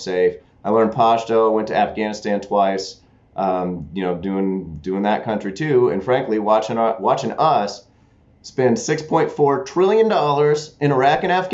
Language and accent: English; Jefferson City, Missouri, United States; I grew up in Jeff City, working class neighborhood